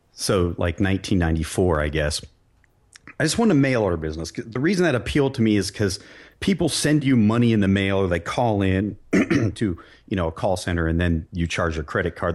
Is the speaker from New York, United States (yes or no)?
no; Barberton, Ohio, United States; I grew up in Barberton, Ohio, a blue collar town